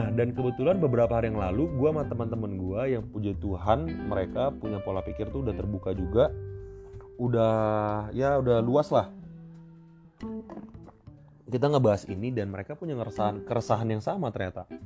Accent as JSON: {"language": "Indonesian", "town": "Cilegon", "region": "Banten", "country": "Indonesia", "tie": "born or raised there", "said": "jadi gue kecil itu gue lahir di Cilegon. Gue lahir di Cilegon sampai SMP gue punya banyak temen berbagai macam ras ya suku dan beda agama juga gitu."}